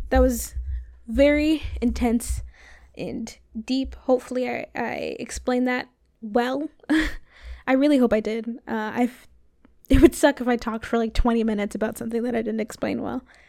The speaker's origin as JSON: {"language": "English", "region": "Florida", "country": "United States", "said": "I'm from Florida"}